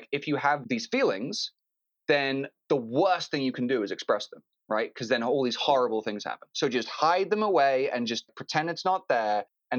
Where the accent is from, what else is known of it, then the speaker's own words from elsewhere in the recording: London, United Kingdom; also born or lived in Phoenix, United States; now in Los Angeles, United States; I grew up in London to two American parents, New Yorkers living in London.